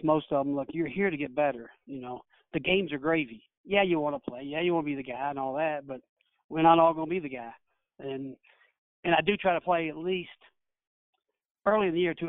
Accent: Kentucky, United States; now in Mouth of Wilson, United States; I'm from Kentucky

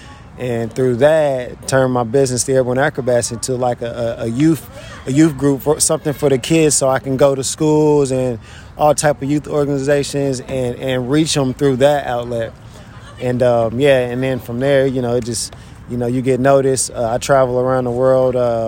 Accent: Indianapolis, Indiana, United States; I'm from Indianapolis, Indiana.

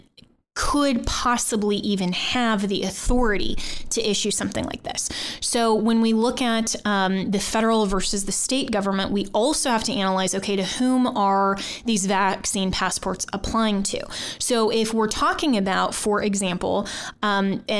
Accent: Colorado, United States; now in Washington, D.C., United States; back to my home state of Colorado

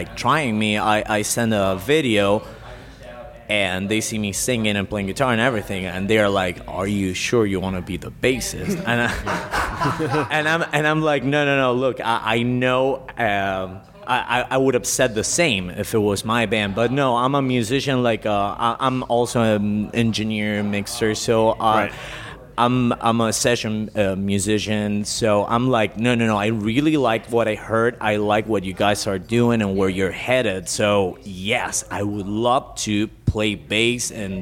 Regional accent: Argentina; moved away; I'm originally from Argentina

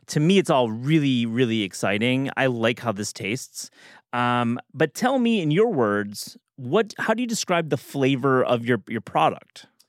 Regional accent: Midwest, United States; I'm from the Midwest

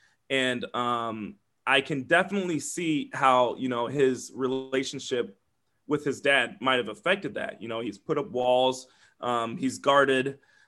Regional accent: Davenport, Iowa, United States; also born or lived in Glendale, United States; Yes, I live in the Quad Cities. I was born in Glendale, California, but I was raised here in Davenport.

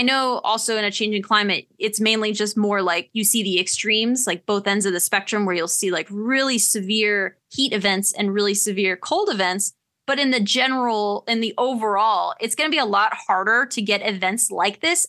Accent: Wisconsin, United States; growing up in the Midwest

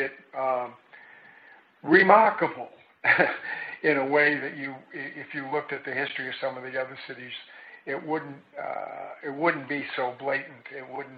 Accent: Boston, Massachusetts, United States; now in Chicago, United States; I come from Boston

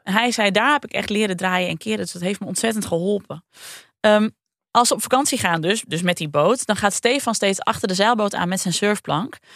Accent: Friesland, Netherlands; kom ik uit Friesland.

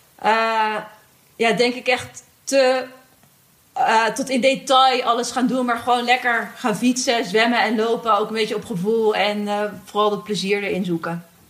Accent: Netherlands; we zijn als Nederlanders natuurlijk opgegroeid met die fiets

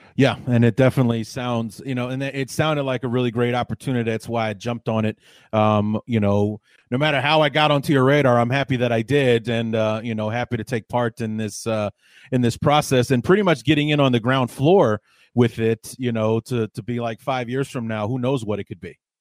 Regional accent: Evanston, Illinois, United States; I grew up in Evanston, a suburb of Chicago.

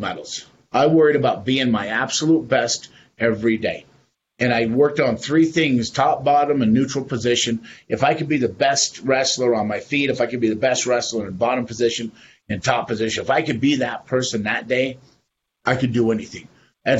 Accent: Wyoming, United States; where I grew up in Wyoming

